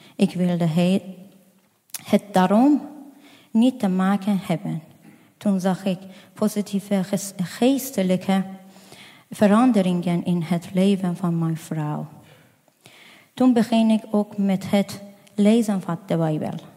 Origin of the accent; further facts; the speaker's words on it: Afghanistan; Dutch is a second language; now in Netherlands; ik kom uit Afghanistan.